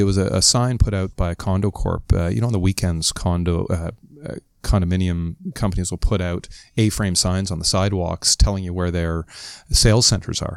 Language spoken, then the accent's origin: English; Toronto, Ontario, Canada; as good Canadians, as good Ontarians, as good Torontonians